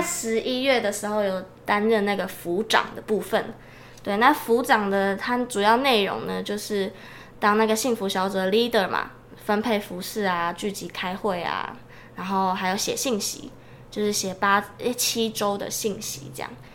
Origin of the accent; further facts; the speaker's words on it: Changhua County, Taiwan; now in Kaohsiung, Taiwan; 我是彰化人，但自己住在高雄